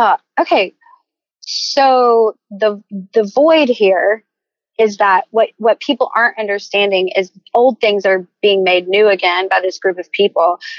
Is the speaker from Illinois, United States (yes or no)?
no; Savannah, Georgia, United States; I'm from Savannah